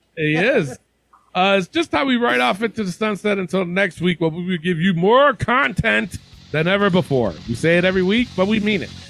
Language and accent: English; Albany, New York, United States; my hometown of Albany, New York